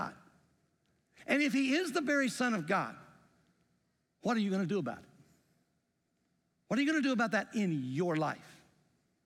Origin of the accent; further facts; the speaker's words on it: the South, United States; accent: Southern; also born or lived in Greenfield, Indiana; now in Indiana, United States; I grew up going to high school and junior high in the South